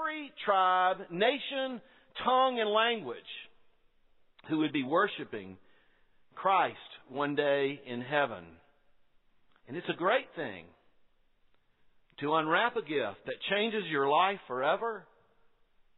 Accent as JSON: {"language": "English", "town": "Quincy", "region": "Florida", "country": "United States", "said": "You can tell I'm from Quincy, Florida."}